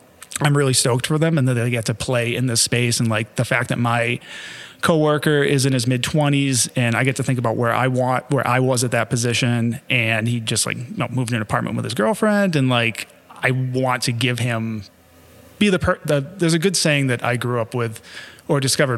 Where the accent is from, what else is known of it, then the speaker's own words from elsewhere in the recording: Massachusetts, United States; accent: Massachusetts; See, and I can regress my Massachusetts accent that I've lost since I moved up here.